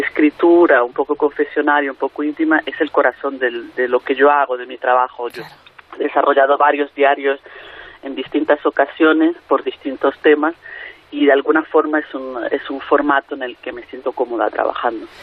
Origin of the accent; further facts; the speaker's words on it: Venezuela; moved away; also born or lived in Madrid, Spain; yo soy venezolana pero España fue mi tierra de acogida durante 12 años